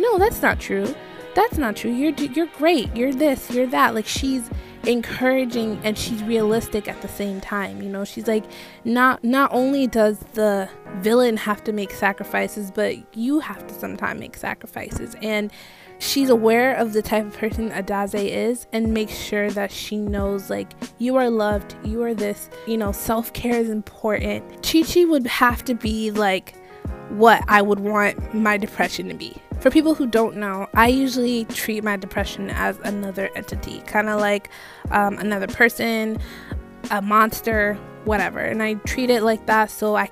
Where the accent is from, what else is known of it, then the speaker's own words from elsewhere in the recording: Jamaica; I'm not Nigerian, but I am Jamaican